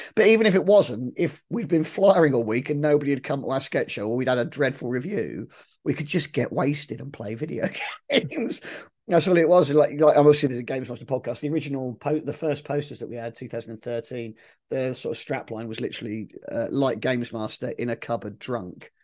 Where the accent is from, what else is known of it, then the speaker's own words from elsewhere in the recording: Milton Keynes, South East England, United Kingdom; I grew up in Milton Keynes